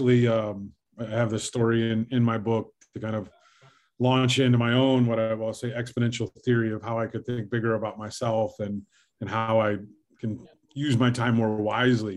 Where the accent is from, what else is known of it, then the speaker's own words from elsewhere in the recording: Fort Wayne, Indiana, United States; left my hometown of Fort Wayne, Indiana